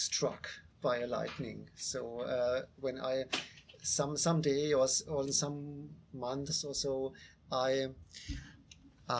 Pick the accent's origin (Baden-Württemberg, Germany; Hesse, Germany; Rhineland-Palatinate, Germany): Baden-Württemberg, Germany; near the Black Forest; English is a second language; I was born near the Black Forest in a small town, and my family was Catholic, and we went as young childs to the church